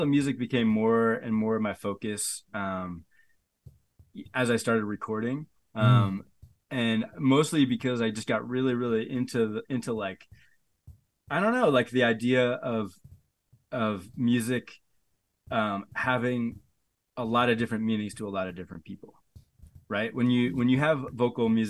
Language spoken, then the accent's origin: English; Northeast, United States; moved away as an adult; also born or lived in Boston / New York; now in Seattle, United States; I grew up in the Northeast in the 90s